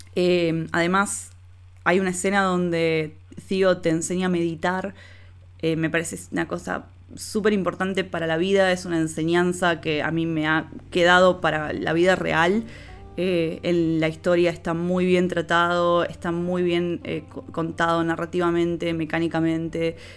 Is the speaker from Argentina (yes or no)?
yes; Rosario, Santa Fe, Argentina; de Rosario, Argentina. Se darán cuenta por el acento.